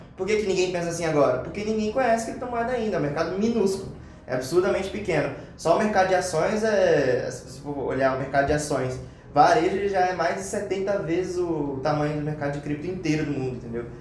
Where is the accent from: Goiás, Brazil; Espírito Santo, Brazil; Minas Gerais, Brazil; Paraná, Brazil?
Espírito Santo, Brazil; interior of; now in São Paulo, Brazil; eu sou do interior do Espírito Santo